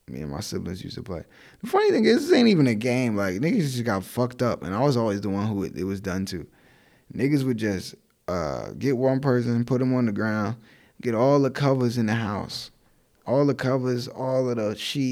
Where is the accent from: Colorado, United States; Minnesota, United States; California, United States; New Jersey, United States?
New Jersey, United States; Newark; moved away; I'm always gonna be Brick City